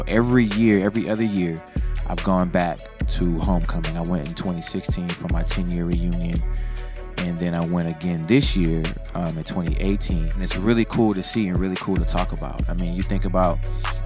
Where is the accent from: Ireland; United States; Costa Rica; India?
United States; New Orleans, Louisiana; now in Los Angeles, United States; I'm from New Orleans, so I got to see a lot of my family. My accent came back completely.